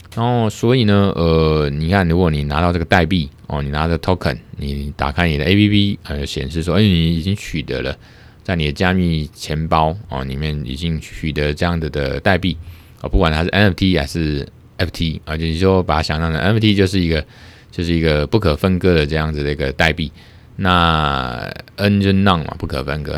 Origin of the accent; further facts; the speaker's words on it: Taiwan; 我们台湾这边